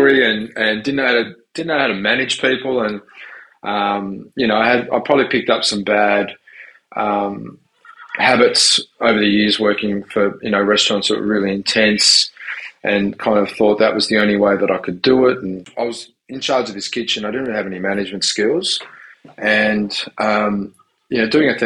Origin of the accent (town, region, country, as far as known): Tasmania, Australia; born or raised there; also born or lived in Southern Italy / Sydney, Australia / Melbourne, Australia